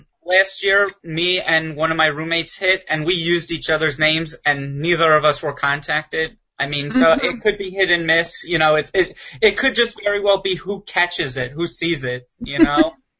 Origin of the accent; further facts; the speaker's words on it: East Coast, United States; I'm from the East Coast